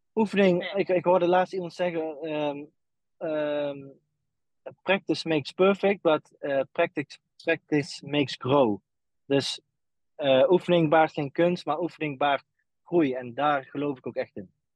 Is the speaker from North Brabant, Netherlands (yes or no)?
yes; Eindhoven, North Brabant, Netherlands; moved away as an adult; wij komen dan uit Eindhoven